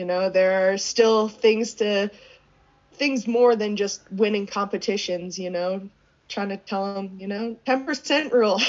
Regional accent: Southern Vermont, United States; now in Park City, United States; I grew up skiing on the East Coast in Southern Vermont in Mount Snow.

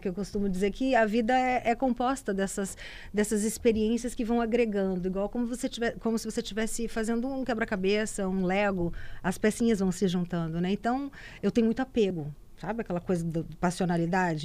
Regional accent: Cachoeiro de Itapemirim, Espírito Santo, Brazil; moved away; also born or lived in Vitória; lá em Cachoeiro de Itapemirim, que é minha terra.

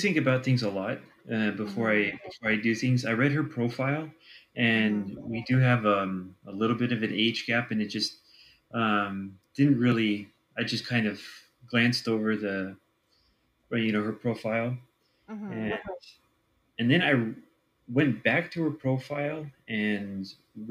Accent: Switzerland; I originally live in Switzerland.

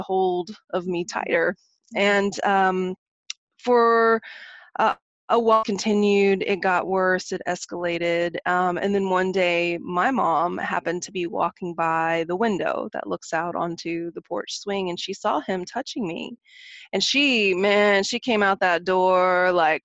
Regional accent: Oklahoma, United States; now in San Francisco, United States; So I grew up in Oklahoma. I'm a country girl at heart. And even though I'm based in San Francisco now

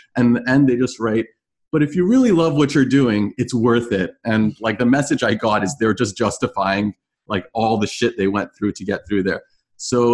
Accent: Canada; also born or lived in Toronto / Florida; as a Canadian

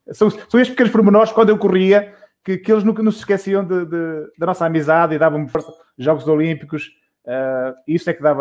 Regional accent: Guimarães, Norte, Portugal; é meu vizinho de, de porta a porta em Guimarães

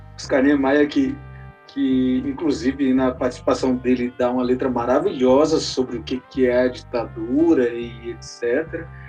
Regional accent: Ceilândia, Federal District, Brazil; Feira do Ouro da Ceilândia, que é a minha quebrada

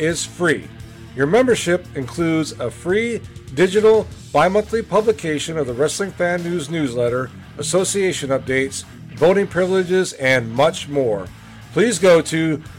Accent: Wisconsin, United States; I grew up in Wisconsin

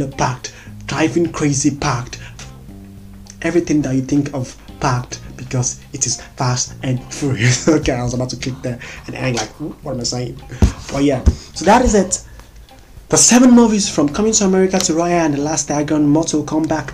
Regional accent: Nigeria; as a Nigerian

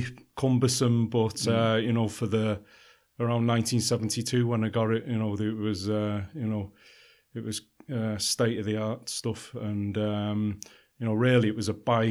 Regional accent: Warrington, North West England, United Kingdom; also born or lived in Liverpool / London / Dublin / Netherlands; now in Kerry, Ireland; Originally, I was born in Liverpool. I was kind of brought up between Liverpool and Manchester in a town called Warrington.

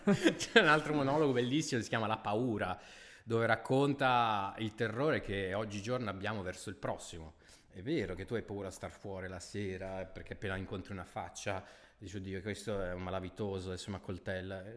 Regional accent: Milan, Lombardy, Italy; da milanese

